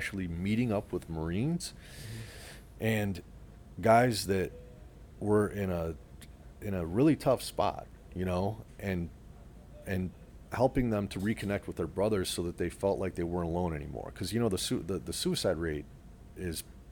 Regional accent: Detroit, Michigan, United States; now in South Florida, United States; I'm heading back to my hometown of Metro Detroit

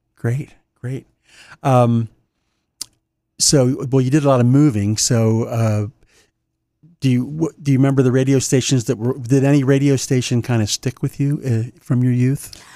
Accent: New Castle County, Delaware, United States; where I grew up in Newcastle County

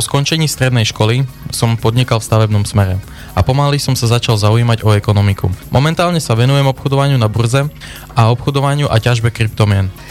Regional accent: Dlhé nad Cirochou, Prešov Region, Slovakia; pochádzam z obce Dole na Cirochov. kde som sa narodil vyrastal

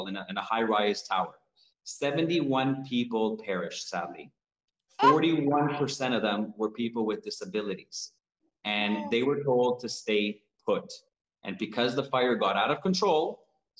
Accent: Toronto, Ontario, Canada; I was born in Toronto, but my parents are from Uruguay in South America

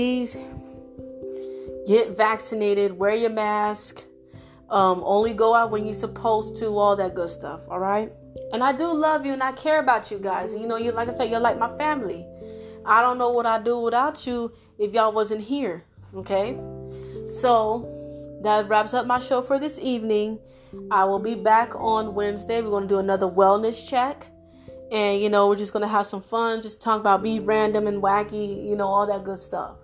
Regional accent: Florida, United States; now in Texas, United States; I'm from Florida

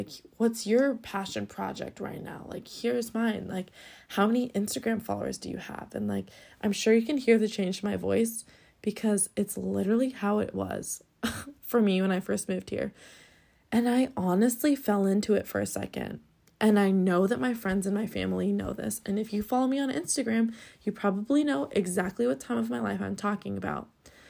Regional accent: Scotland, United Kingdom; now in Los Angeles, United States; okay, I just came from Scotland. Everyone's nice. Everyone's so down to earth. You know, it's living in my hometown.

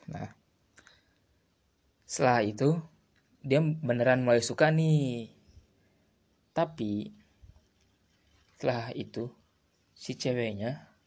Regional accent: Purwakarta, West Java, Indonesia; Aku berasal dari Purwakarta Kabupaten yang memiliki wisata alam Dan juga terletak berada di tengah-tengah antara kota Jakarta dan Bandung

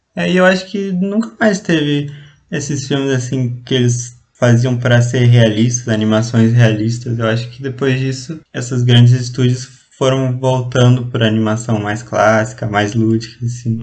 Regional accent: Ponta Grossa, Paraná, Brazil; sou de Ponta Grossa e atualmente estudo engenharia elétrica aqui na, na Federal, na Tecnológica Federal aqui de Ponta Grossa

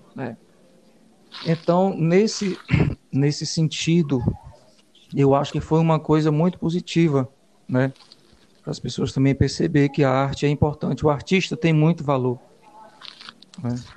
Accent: Valença do Piauí, Piauí, Brazil; now in Teresina, Brazil; eu sou de Valença, do Piauí, venho de Valença

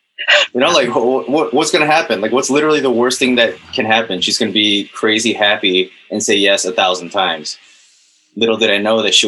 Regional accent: Chicago, Illinois, United States; I'm from Chicago

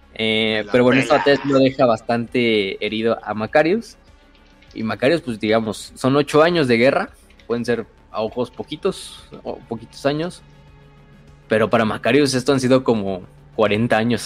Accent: Mexico; soy mexicano.

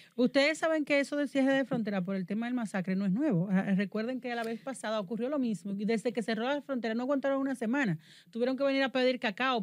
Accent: Dominican Republic; Yo soy muy dominicana

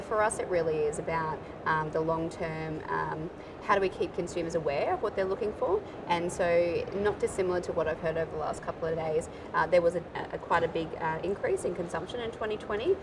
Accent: Australia

